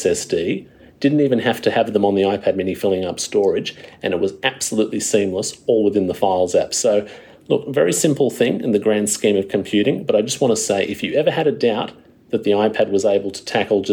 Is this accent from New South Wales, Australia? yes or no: yes; Wollongong, New South Wales, Australia; my hometown of Wollongong